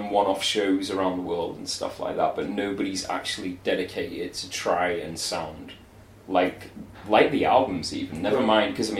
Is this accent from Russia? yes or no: no; Manchester, North West England, United Kingdom; I'm from the darkest ghettos of Manchester.